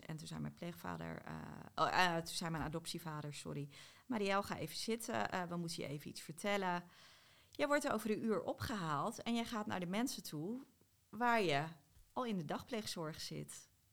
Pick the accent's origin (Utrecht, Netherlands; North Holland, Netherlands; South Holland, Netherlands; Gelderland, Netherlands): South Holland, Netherlands; ik kom uit Zuid-Holland, maar ik heb bij half Zuid-Holland geslapen